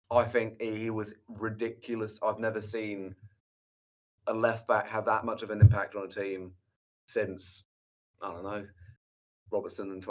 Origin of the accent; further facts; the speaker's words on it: England, United Kingdom; I think maybe my Luke Shaw bias also as for being an English watched every single game of his.